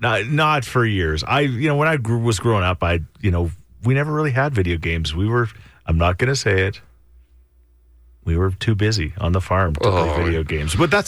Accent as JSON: {"language": "English", "town": "Thorsby", "region": "Alberta", "country": "Canada", "tie": "born or raised there", "said": "Thorsby. My hometown"}